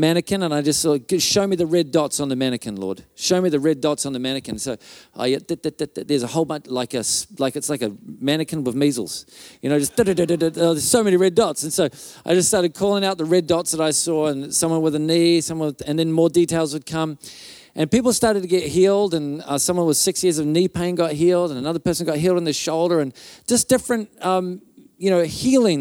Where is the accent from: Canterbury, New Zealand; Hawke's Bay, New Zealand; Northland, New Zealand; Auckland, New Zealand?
Auckland, New Zealand; moved away as an adult; now in Whangarei, New Zealand; before I moved to Whangarei, I grew up in Auckland